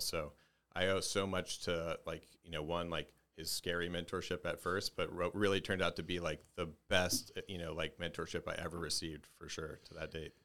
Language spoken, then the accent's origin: English; Dallas, Texas, United States; I was born and raised in Dallas, Texas, just, just north of Dallas, Texas